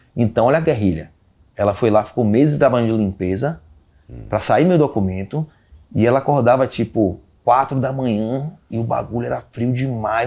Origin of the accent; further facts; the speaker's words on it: Brazil; moved away; also born or lived in England; eu sou brasileiro